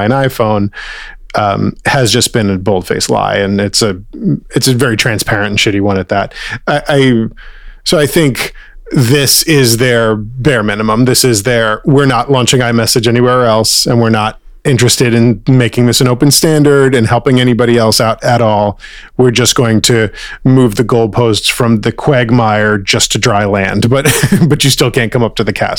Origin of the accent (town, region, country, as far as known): United States